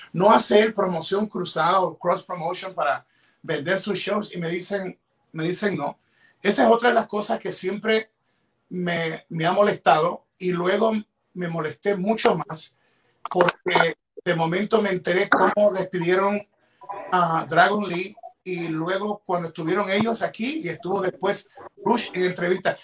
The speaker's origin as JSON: {"language": "Spanish", "country": "Ecuador", "said": "en mi país, en Ecuador"}